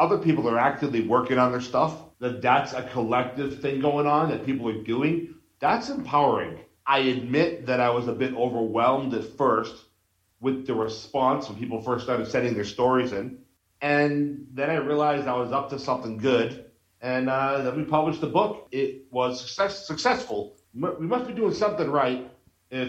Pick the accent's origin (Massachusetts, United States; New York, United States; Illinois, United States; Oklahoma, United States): Massachusetts, United States; Boston; moved away as an adult; now in Mexico; I'm a punk rock guy, and I grew up in Boston.